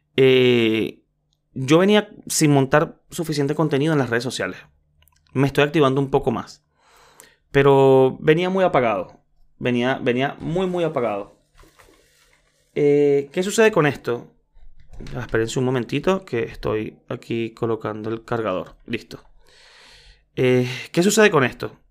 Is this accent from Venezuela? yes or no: yes; Venezuela; soy venezolano